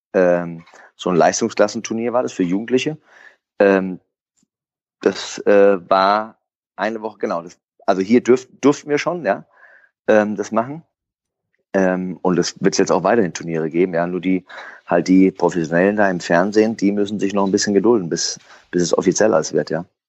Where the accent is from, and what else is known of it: Frankfurt, Hesse, Germany; born or raised there